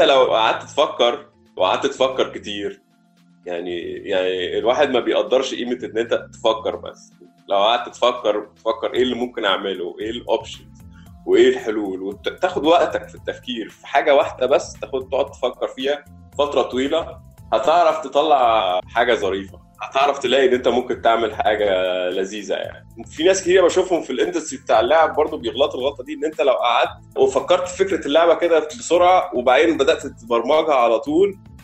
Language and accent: Arabic; Egypt